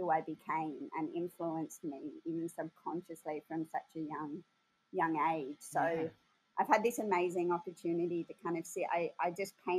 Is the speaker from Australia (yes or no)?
yes; Sydney, New South Wales, Australia; I grew up in Woolloomooloo, which is, you know, a 10-minute walk away. And I actually grew up above the East Sydney Hotel